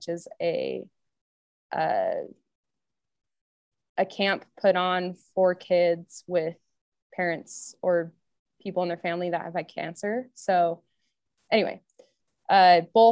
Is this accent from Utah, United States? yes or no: yes; Orem, Utah, United States; also born or lived in Leadville, Colorado; I grew up in Orem